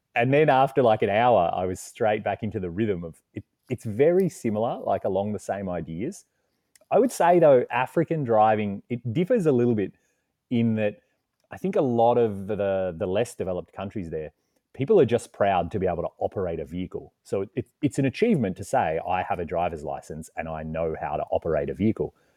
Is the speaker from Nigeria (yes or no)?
no; Australia; accent: Australian; moved away as an adult; also born or lived in Canada; I'm originally from Australia, you can tell by the accent, and that's actually where I am right now.